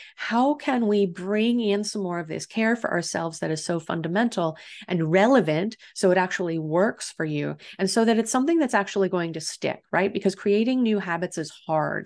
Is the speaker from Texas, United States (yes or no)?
no; Illinois, United States; now in San Diego, United States; here in San Diego, we don't have the same seasons that I grew up with in Illinois